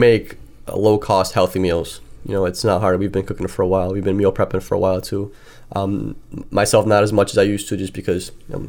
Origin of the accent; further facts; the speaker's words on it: Chicago, Illinois, United States; we like pizza, we're from Chicago. We like pizza. We like deep dish pizza.